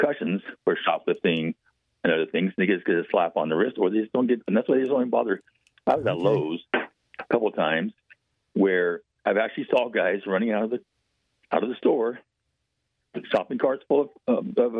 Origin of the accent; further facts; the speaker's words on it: Bellingham, Washington, United States; when I grew up here in Bellingham